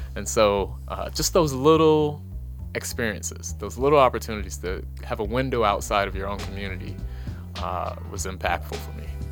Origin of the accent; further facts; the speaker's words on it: Washington, District of Columbia, United States; moved away; also born or lived in Nebraska; I grew up in Washington, D C